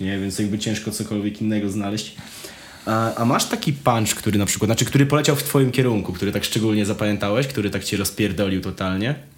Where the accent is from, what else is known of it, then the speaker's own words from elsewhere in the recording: Wrocław, Lower Silesian Voivodeship, Poland; jestem z Wrocławia